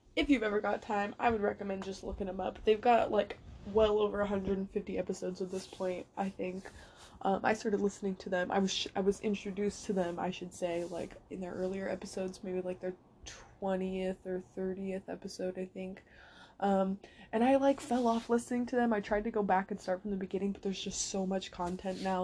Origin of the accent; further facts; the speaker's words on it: San Jose, California, United States; my hometown in San Jose